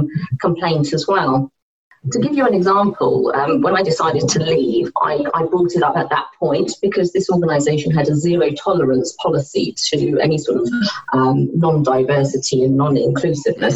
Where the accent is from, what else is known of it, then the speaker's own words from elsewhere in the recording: United Kingdom; So I was born here.